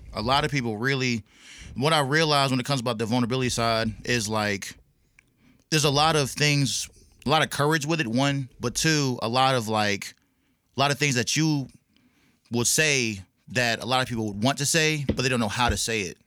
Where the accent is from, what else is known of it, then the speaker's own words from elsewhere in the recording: Clarksville, Tennessee, United States; also born or lived in Fayetteville, North Carolina / Augusta, Georgia; now in Nashville, United States; I'm originally from Fayetteville, North Carolina